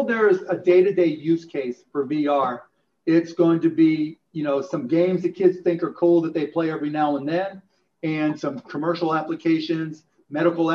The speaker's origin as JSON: {"language": "English", "town": "Pittsburgh", "region": "Pennsylvania", "country": "United States", "tie": "born or raised there", "said": "I grew up in Pittsburgh"}